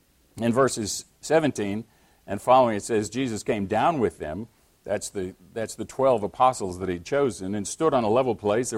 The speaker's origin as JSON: {"language": "English", "country": "United States", "said": "I am an American Christian"}